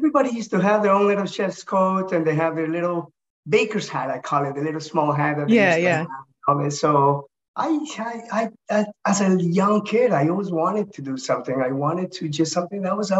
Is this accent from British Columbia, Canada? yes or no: no; Toronto, Ontario, Canada; I grew up in Toronto, Canada.